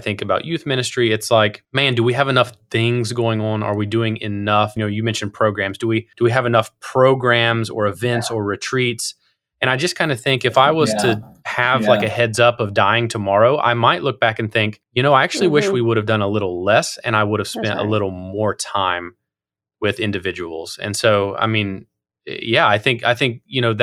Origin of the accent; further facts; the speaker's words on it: Southern Ohio, United States; moved away; the church I grew up in Southern Ohio